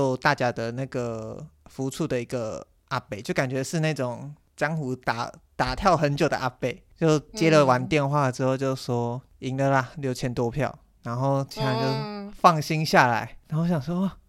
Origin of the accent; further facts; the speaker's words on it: Miaoli County, Taiwan; 我朋友就他刚好要回苑里，那离我的老家很近，就老家在海线